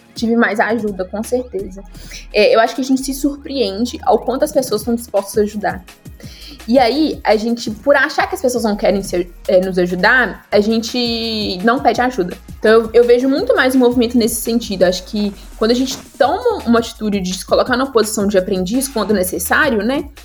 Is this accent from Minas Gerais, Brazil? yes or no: yes; Guanhães, Minas Gerais, Brazil; now in Belo Horizonte, Brazil; eu sou do interior de Minas